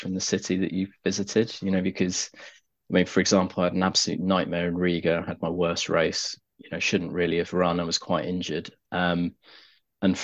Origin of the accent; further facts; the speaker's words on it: Cornwall, South West England, United Kingdom; I grew up in Cornwall.